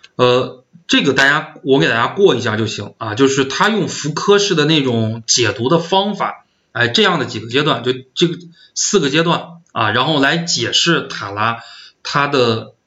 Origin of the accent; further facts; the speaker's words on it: northern China, China; 因为我是北方人